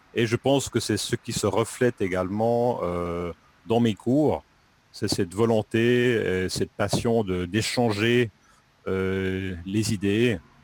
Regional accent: Lausanne region, Romandy, Vaud, Switzerland; moved away as an adult; now in Japan; Je viens de Suisse, plus précisément de la Suisse romande, de la région de Lausanne

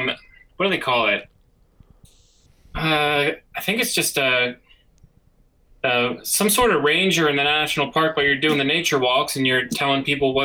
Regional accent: Delaware, United States; moved away as an adult; also born or lived in Denver, Colorado; now in Colorado, United States; I was born in Denver, but I grew up in Delaware.

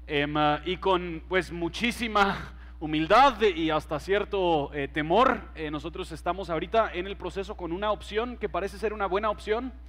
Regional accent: Mexico; Spanish is a second language; now in Guatemala; Yo crecí en México, entonces el español que se habla en México es un poquito diferente al español que se habla aquí en Guatemala.

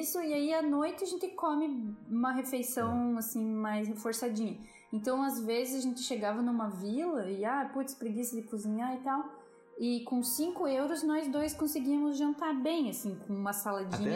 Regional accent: Brazil; a gente é brasileiro

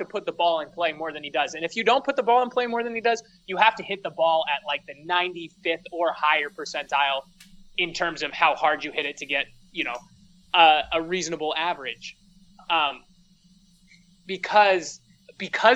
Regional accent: Seattle, Washington, United States; we're from Seattle

